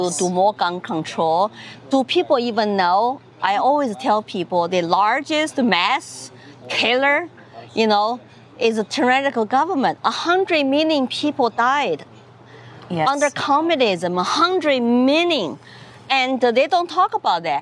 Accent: China; English is a second language; moved away as an adult; now in United States; I grew up in China

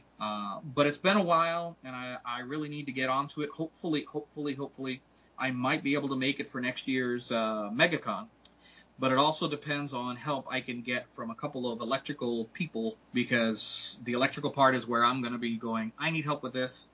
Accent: Puerto Rico; moved away; I am from Puerto Rico

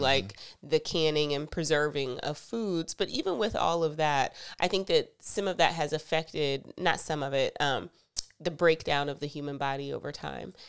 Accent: the South, United States; I'm from the South

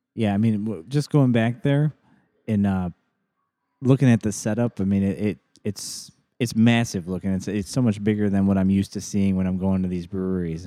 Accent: Joliet, Illinois, United States; moved away; my hometown, uh, downtown Joliet

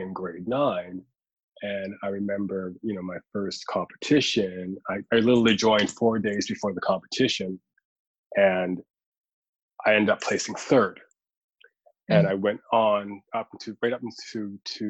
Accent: Halifax, Nova Scotia, Canada; me really trying to find my place as a Black person growing up in Halifax on Canada's East Coast

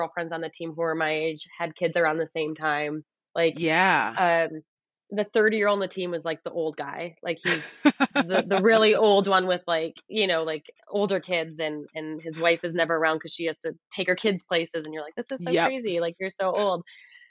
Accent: Midwest, United States; also born or lived in Edmonton / Ottawa; now in Canada; But we came from Edmonton, and it was just this, like, and I'm from the Midwest. So it just reminds me of kind of like the Midwest a bit.

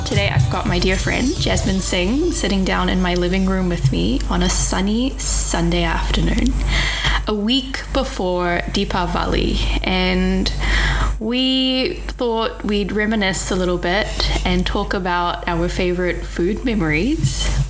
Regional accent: Kuantan, Pahang, Malaysia; moved away as an adult; Because I grew up in Kuantan, but then now they live in KL.

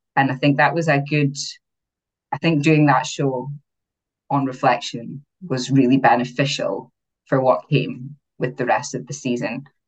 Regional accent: Aberdeen, Scotland, United Kingdom; First show was in Aberdeen, so my hometown

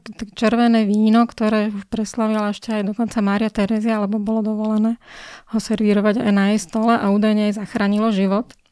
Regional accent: Bratislava, Bratislava Region, Slovakia; mám rada aj Bratislavu ako moje rodné mesto

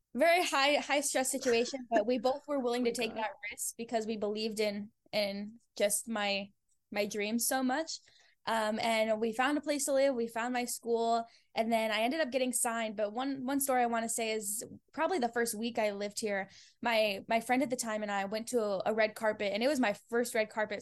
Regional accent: Fort Collins, Colorado, United States; moved away as an adult; also born or lived in Denver, Colorado; now in Los Angeles, United States; I'm from Colorado originally, and I'm from a place called Fort Collins

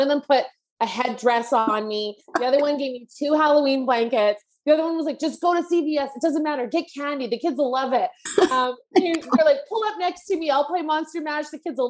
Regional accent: Canada; And I had never heard of this because I'm Canadian.

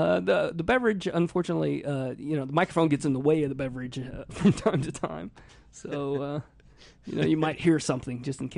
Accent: Indiana, United States; accent: Midwestern; moved away; I grew up in the Midwest where people are just people.

